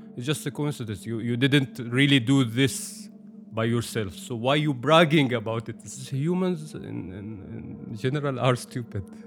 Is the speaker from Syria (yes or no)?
yes; Syria; first language Arabic; English is a second language; also born or lived in Saudi Arabia / Egypt / Turkey; now in Zoeterwoude, Netherlands; I born and raised in Syria, so I supposed to call it home.